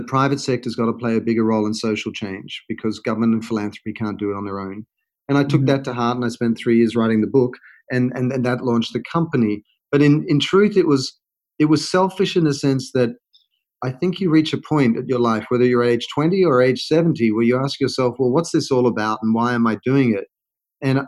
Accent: Australia; moved away as an adult; also born or lived in London / United States; now in Los Angeles, United States; I'm an Australian, and I'd worked in Australia, London, and all over the US

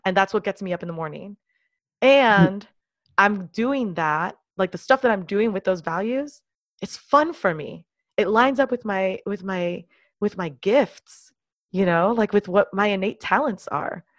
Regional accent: Miami, Florida, United States; I grew up mostly, almost entirely in the United States, and I've spent most of my life in the city of Miami, Florida

